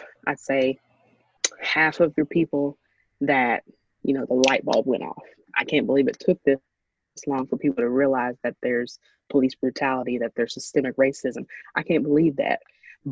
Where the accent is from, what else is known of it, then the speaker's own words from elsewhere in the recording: Ashland, Kentucky, United States; my hometown, Ashland, Kentucky